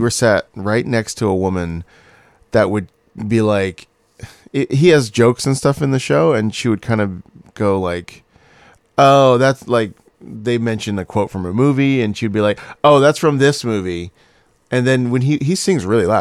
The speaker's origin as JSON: {"language": "English", "region": "Scotland", "country": "United Kingdom", "accent": "Scottish", "moved": "yes", "lives_now": "Los Angeles, United States", "said": "my Scottish accent"}